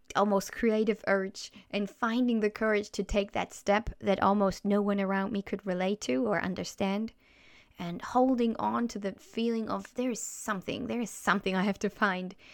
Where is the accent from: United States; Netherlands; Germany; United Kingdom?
Germany; first language German; English is a second language; moved away as an adult; also born or lived in Chile; I felt growing up in Germany